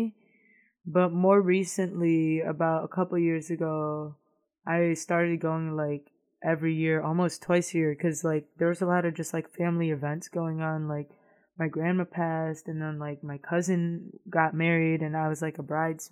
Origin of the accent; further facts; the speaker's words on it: Michigan, United States; also born or lived in Bocaue, Bulacan, Philippines; I was born and raised over there and then moved when I was 7